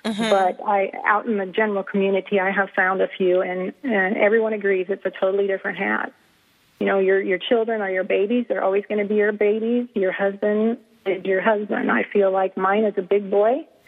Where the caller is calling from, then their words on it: Columbia, United States; I am calling from Columbia, Carolina.